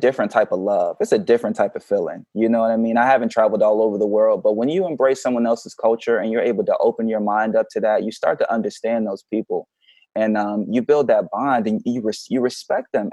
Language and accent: English; Philadelphia, Pennsylvania, United States; also born or lived in Augusta, Georgia / Hawaii / Oak Harbor, Washington; now in Seattle area, United States; Was down there for a couple of years before I moved to Philly.